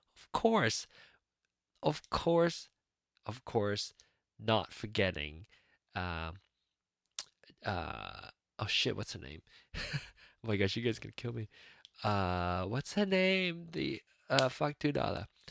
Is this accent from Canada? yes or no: no; Penang, Malaysia; moved away; Penang, my hometown